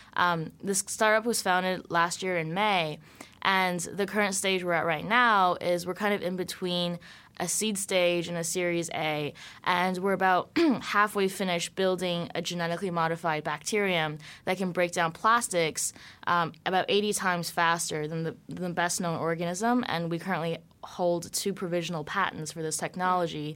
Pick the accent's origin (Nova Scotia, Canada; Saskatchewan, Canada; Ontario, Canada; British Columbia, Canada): British Columbia, Canada; Vancouver; I grew up in Vancouver, Canada.